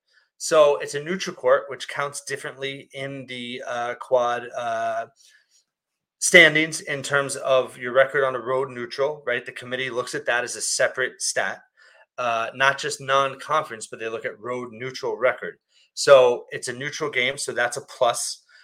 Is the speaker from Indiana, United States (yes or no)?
no; near Princeton, New Jersey, United States; I grew up near Princeton.